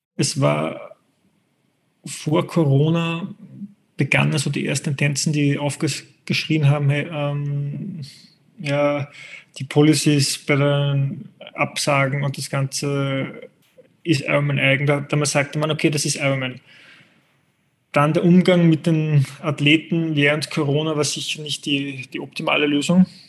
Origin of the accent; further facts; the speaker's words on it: Austria; als Österreicher kenne ich die österreichische Zielgruppe der Triathleten